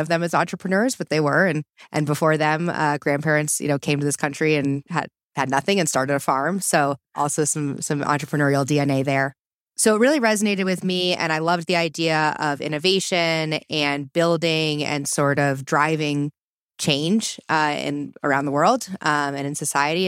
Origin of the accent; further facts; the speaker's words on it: East Coast, United States; moved away as an adult; also born or lived in Boulder, Colorado; I'm originally from the East Coast